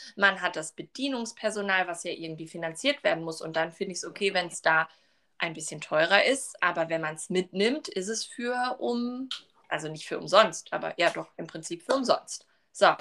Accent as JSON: {"language": "German", "town": "Duisburg", "region": "North Rhine-Westphalia", "country": "Germany", "said": "ich komme ja aus Duisburg"}